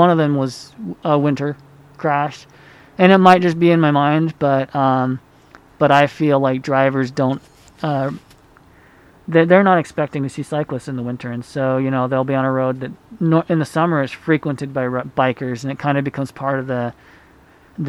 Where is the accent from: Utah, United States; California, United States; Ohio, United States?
Utah, United States; also born or lived in Honduras; I grew up here in Utah